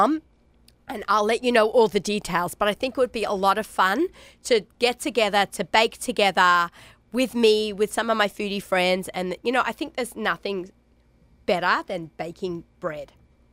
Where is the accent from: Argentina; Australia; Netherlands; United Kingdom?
Australia; accent: Aussie; now in New York, United States; My Aussie accent